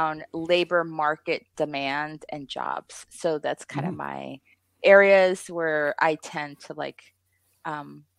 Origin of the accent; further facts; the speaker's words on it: Puerto Rico; now in Las Vegas, United States; I'm from Puerto Rico